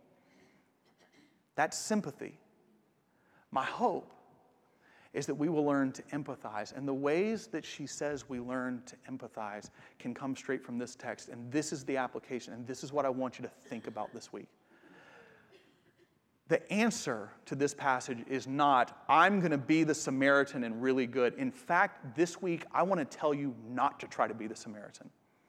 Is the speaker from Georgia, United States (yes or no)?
yes; Atlanta, Georgia, United States; It was in the city I grew up in Atlanta.